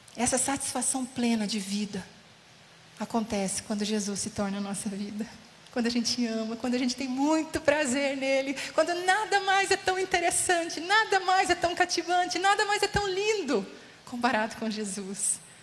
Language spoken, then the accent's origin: Portuguese; Casa Branca, São Paulo, Brazil; moved away as an adult; also born or lived in Ubatuba / Taubaté; now in São Paulo, Brazil; Eu sou de Casa Branca, interior de São Paulo